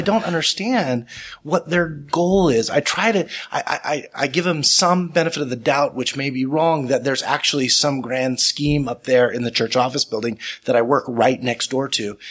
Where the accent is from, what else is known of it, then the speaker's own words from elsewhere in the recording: Salt Lake City, Utah, United States; also born or lived in North Carolina; I'm a fourth generation lawyer in Utah. Um, I grew up on the East Bench